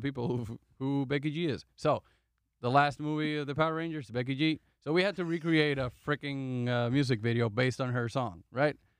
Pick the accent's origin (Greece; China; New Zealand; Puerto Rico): Puerto Rico; moved away; I'm from Puerto Rico